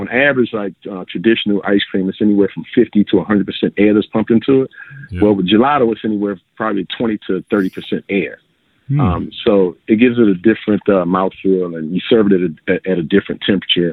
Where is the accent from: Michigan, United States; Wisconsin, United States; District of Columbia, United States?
District of Columbia, United States; Washington; moved away as an adult; now in Clarksdale, United States; I met my wife actually in Washington, D.C., where I'm originally from